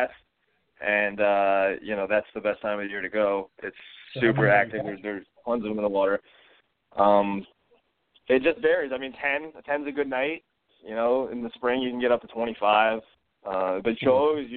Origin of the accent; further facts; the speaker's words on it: North Carolina, United States; I'm from North Carolina